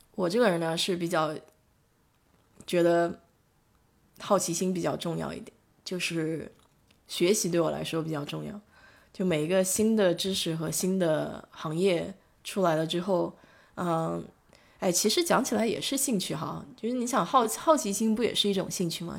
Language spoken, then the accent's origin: Chinese; China; now in Houston, United States; 我们中国人